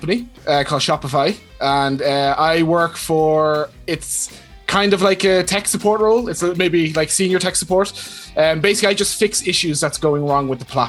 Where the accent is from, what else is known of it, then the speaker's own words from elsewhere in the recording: Westmeath, Leinster, Ireland; I am from Westmeath in the Republic of Ireland. I'm 26